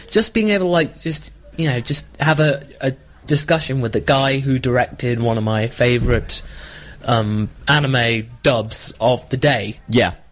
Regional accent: United Kingdom; accent: British

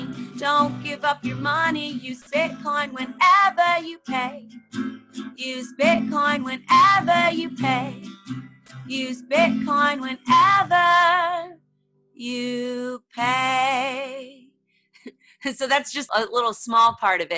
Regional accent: New Jersey, United States; also born or lived in Boston / New York; I grew up in Jersey and I went to college at Berklee College of Music in Boston

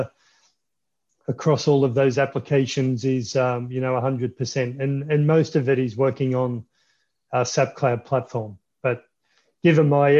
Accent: Melbourne, Victoria, Australia; Melbourne, Australia.

